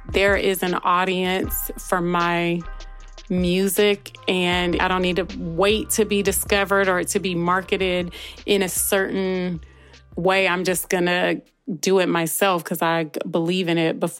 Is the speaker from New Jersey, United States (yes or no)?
no; California, United States; I feel like that's the spirit that I'm proud of from the Bay Area.